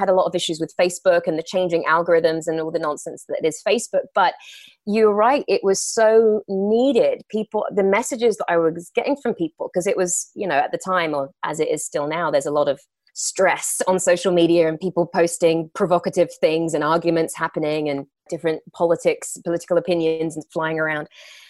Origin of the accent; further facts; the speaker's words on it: England, United Kingdom; now in Los Angeles, United States; But no, you are right. I'm from England.